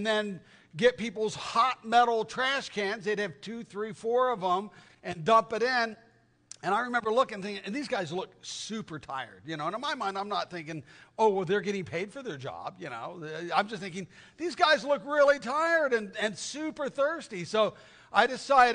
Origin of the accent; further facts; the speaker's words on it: Tucson, Arizona, United States; I grew up in Tucson, Arizona